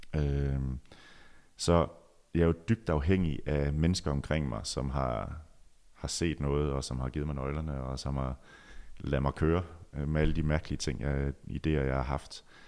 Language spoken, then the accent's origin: Danish; Djursland, Central Denmark Region, Denmark; moved away; min tid på Djursland, hvor jeg voksede op